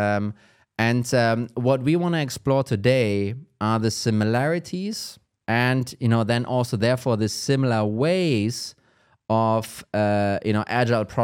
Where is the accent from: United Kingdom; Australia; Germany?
Germany; English is a second language; I'm from Germany.